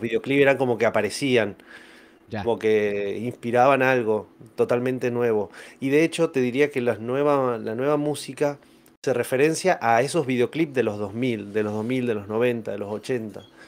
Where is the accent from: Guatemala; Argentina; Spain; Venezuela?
Argentina; General Mosconi, Salta; also born or lived in San Luis; soy de General Mosconi, eh, Salta